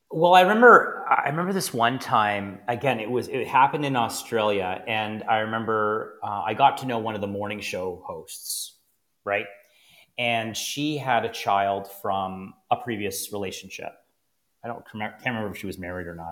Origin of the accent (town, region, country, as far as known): Niagara, Ontario, Canada; born or raised there